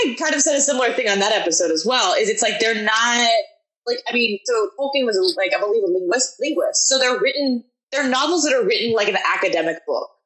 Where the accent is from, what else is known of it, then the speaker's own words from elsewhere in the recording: Portland, Oregon, United States; I come from like I'm from Portland